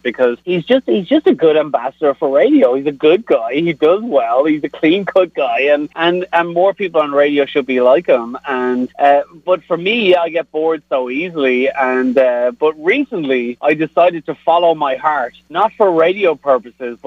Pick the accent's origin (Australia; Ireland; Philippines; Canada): Ireland; Dublin, Leinster; also born or lived in South Bend, Indiana; now in Kansas City, United States; I'm from Dublin in Ireland